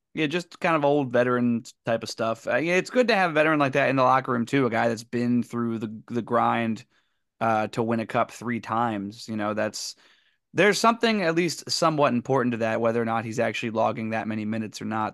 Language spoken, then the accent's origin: English; Pennsylvania, United States; we're from Pennsylvania